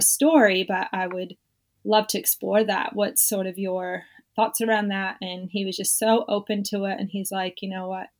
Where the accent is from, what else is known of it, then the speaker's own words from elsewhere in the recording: Southern California, United States; now in Australia; I was born in California, born and raised in Southern California